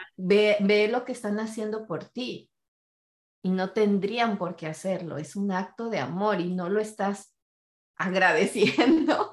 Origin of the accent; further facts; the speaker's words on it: Mexico; siendo familia mexicana, donde tengo ocho tíos de un lado y ocho tíos del otro